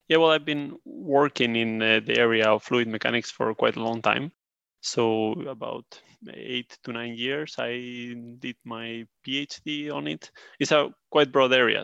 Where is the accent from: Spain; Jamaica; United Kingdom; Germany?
Spain; moved away as an adult; now in Sweden; I'm from Spain, but I live in, uh, Sweden